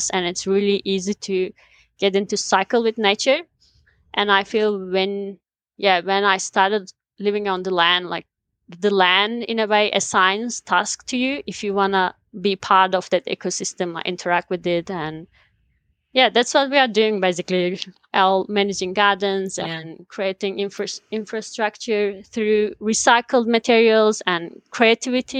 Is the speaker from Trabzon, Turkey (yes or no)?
yes; Black Sea region, Trabzon, Turkey; moved away as an adult; now in New Zealand; I'm from Turkey. I was born in the mountains of Black Sea region